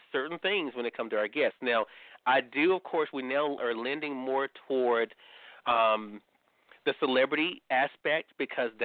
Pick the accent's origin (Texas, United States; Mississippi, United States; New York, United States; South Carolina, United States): Mississippi, United States; I'm from Mississippi